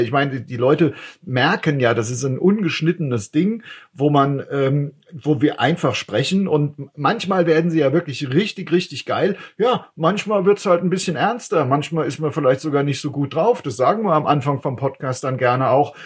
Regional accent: Frankfurt, Hesse, Germany; als Frankfurter

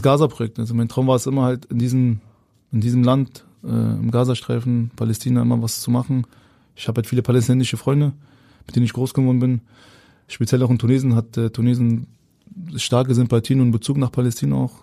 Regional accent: Berlin, Germany; moved away as an adult; also born or lived in Hamburg; ich bin ja Berliner, habe meine Wohnung und pendel jetzt zwischen Berlin und Hamburg gerade.

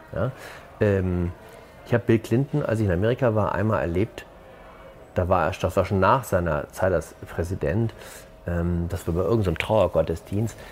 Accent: Hamburg, Germany; ich bin ja auch aus Hamburg

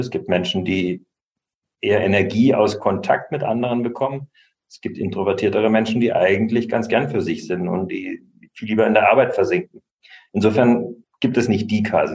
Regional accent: Lahr, Baden-Württemberg, Germany; moved away; aber ich werde nicht wieder zurück in meine Heimatstadt ziehen, die Kleinstadt

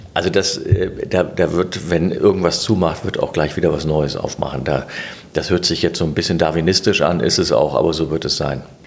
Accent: Gummersbach, North Rhine-Westphalia, Germany; now in Berlin, Germany; in Gummersbach, das ist der Ort, wo ich herkomme

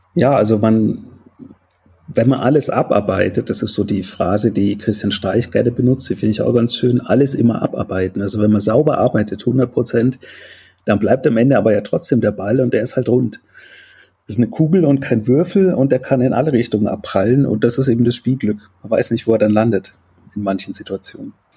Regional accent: Würzburg, Bavaria, Germany; also born or lived in Soest; now in Leipzig, Germany; ich bin in Soest geboren und in Würzburg aufgewachsen

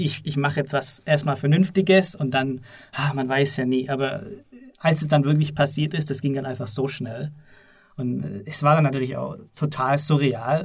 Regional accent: Southern Germany, Germany; ich komme aus Süddeutschland

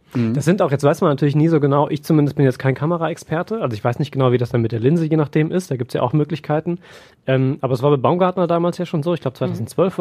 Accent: Siegerland, North Rhine-Westphalia, Germany; moved away as an adult; now in Essen, Germany; ich bin im Siegerland groß geworden

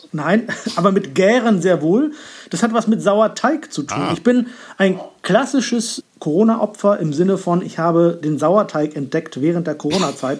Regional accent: Northern Germany, Germany; ich bin da schon sehr norddeutsch sozialisiert

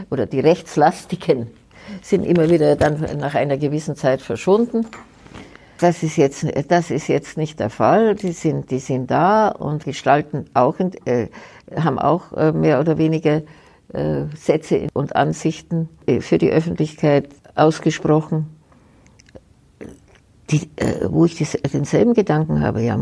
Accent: Germany; Aber trotzdem kann ich Ihnen sagen, bin ich eine stolze Deutsche

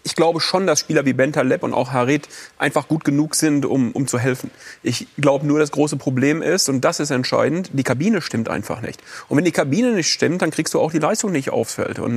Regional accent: North Rhine-Westphalia, Germany; ich bin aus dem Westen und ich bin auch aus dieser Region und ich bin, wie gesagt, mit Schalke groß geworden.

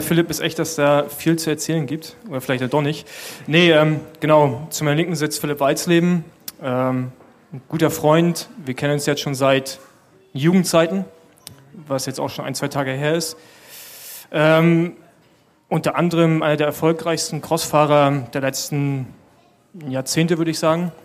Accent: Berlin, Germany; als Berliner

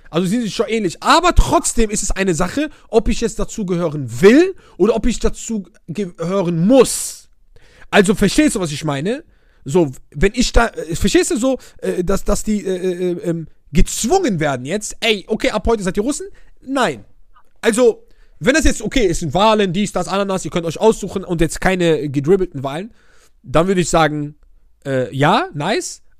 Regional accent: Oujda, Oriental, Morocco; ich wohne ja aus einer Grenzstadt, ich komme ja aus Wujda, so, ich bin ja Grenz Algerien.

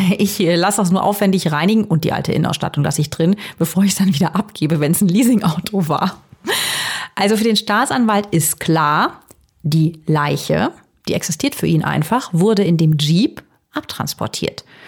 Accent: Herzogenrath, North Rhine-Westphalia, Germany; Herzogenrath bei Aachen meiner Heimatstadt

